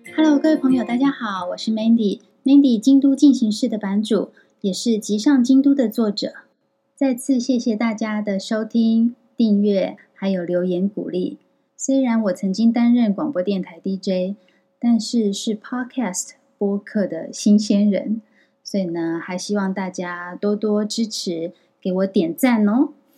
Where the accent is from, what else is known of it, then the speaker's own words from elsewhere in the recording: Taiwan; moved away as an adult; now in Kyoto, Japan; 小岛先生知道我是台湾人之后